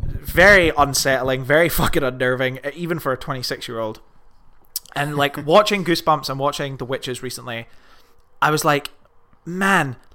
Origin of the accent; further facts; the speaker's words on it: United Kingdom; We're British.